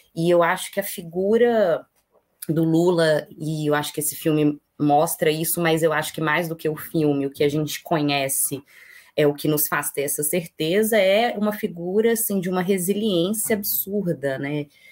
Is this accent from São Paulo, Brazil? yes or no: no; Belo Horizonte, Minas Gerais, Brazil; eu moro em Belo Horizonte, eu sou mineira, Belo Horizontina